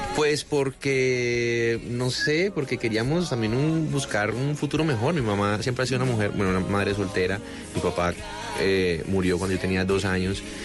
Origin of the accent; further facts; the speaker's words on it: Cartago, Valle del Cauca, Colombia; also born or lived in Cali; Yo soy de Cartago, Pero, pero bueno, pasé mi infancia en, Cartago y hice todo mi bachillerato en Cali